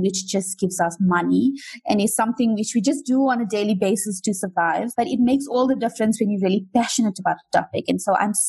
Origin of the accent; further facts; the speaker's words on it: South Africa; I was born here and raised here